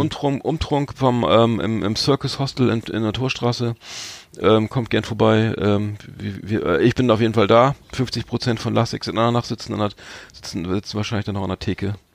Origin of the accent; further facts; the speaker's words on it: Bremen / Bremerhaven, Germany; wir sind ja beide äh, Bremer, Bremerhavener